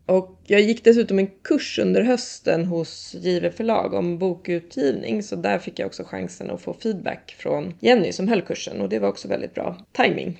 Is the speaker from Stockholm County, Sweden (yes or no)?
yes; Lidingö, Stockholm County, Sweden; jag kom från Lidingö